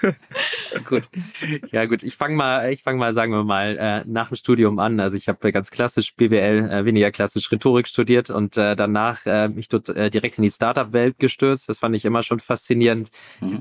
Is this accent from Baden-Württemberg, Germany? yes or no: no; Hamburg, Germany; also born or lived in Berlin; So ganz konnte ich äh, von Hamburg nicht loslassen. Ist doch immer so meine Heimat gewesen.